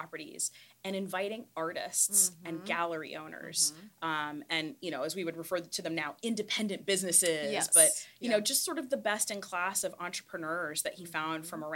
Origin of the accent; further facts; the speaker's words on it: Columbus, Ohio, United States; I was actually born in the Short North.